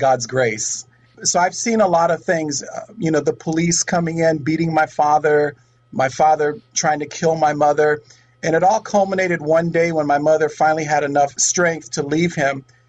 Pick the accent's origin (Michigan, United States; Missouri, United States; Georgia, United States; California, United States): California, United States; Oakland; I am a true native. I was born in Oakland